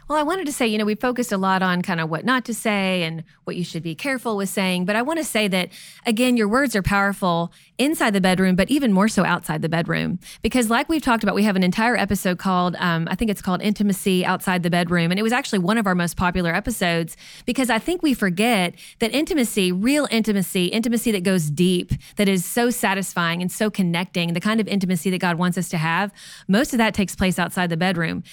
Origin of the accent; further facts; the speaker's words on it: Kentucky, United States; moved away; we're from Kentucky originally. We say cussing.